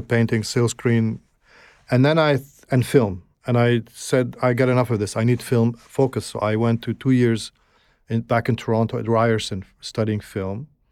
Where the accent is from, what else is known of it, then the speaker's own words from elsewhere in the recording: Alexandria, Alexandria Governorate, Egypt; moved away; also born or lived in Gaza; I grew up in Alexandria